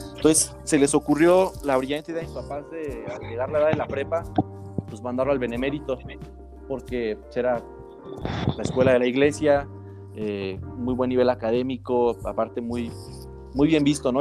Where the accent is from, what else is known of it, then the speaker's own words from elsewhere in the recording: Uruapan, Michoacán, Mexico; moved away as an adult; also born or lived in Playa del Carmen / Guadalajara; estuve en Uruapan, de donde soy